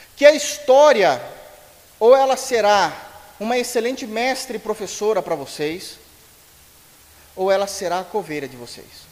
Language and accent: Portuguese; Brazil